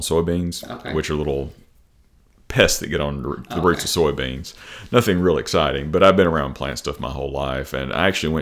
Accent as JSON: {"language": "English", "town": "Jackson", "region": "Tennessee", "country": "United States", "tie": "born or raised there", "also_born_or_lived": "Memphis", "said": "I'm from Jackson. I was born at Jackson General Hospital. Been here most of my life, other than a brief stint down in Memphis"}